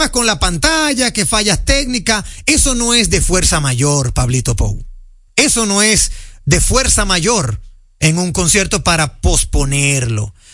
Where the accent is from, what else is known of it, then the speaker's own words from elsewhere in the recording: Dominican Republic; como dominicano, no se siente mal